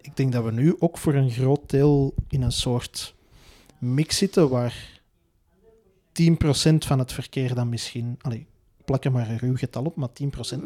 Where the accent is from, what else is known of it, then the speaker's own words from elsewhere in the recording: Belgium; wij als Belgen